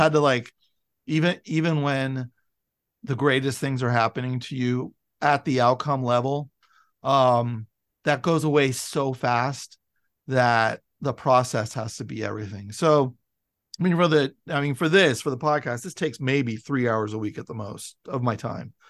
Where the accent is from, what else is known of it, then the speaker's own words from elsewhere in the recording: San Francisco, California, United States; I'm from San Francisco, and you know, I lived in the suburbs